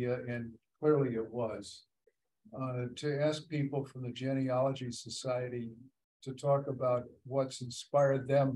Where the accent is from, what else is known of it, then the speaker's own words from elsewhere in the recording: the Midwest, Illinois, United States; moved away; also born or lived in Virginia; growing up in the Midwest, people didn't talk a lot about their ancestry and their families. A lot of the people in Illinois